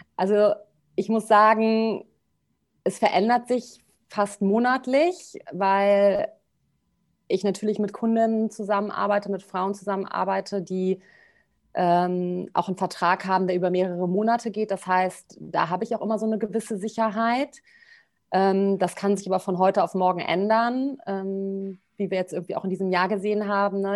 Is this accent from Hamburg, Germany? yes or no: no; Bonn, North Rhine-Westphalia, Germany; Also ich komme aus Bonn